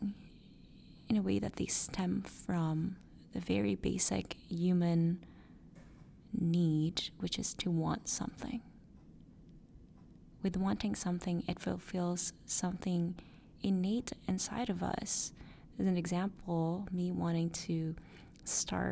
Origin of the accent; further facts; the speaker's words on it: Philippines; moved away; my hometown, the Philippines